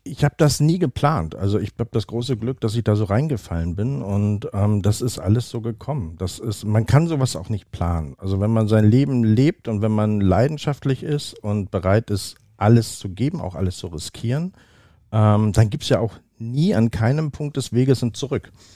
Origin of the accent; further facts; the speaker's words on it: Oldenburg, Lower Saxony, Germany; moved away as an adult; now in Hamburg, Germany; Wie gesagt, ich bin hier geboren. Ich bin hier nicht immer gewesen. Ich bin in Oldenburg aufgewachsen.